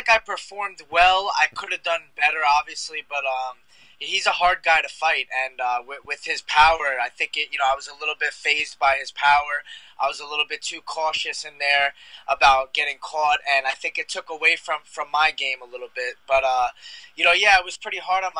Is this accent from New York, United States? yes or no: yes; Long Island, New York, United States; I'm from Long Island, so I'm out here in Selden, Long Island right now.